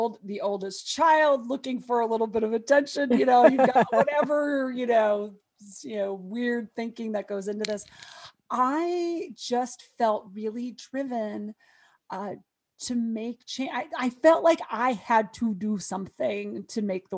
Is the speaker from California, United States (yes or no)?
no; Montana, United States; I was growing up in Montana.